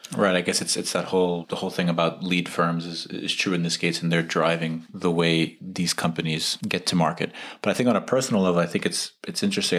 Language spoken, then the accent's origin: English; United States; moved away; as an American expat